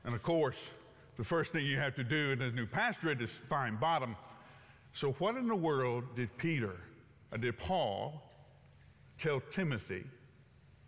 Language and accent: English; Huntsville, Alabama, United States; moved away; I grew up in Alabama